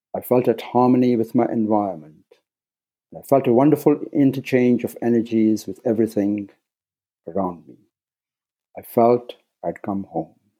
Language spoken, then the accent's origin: English; Nairobi, Kenya; moved away as an adult; I was born in Nairobi, Kenya, and spent the first 18 years in East Africa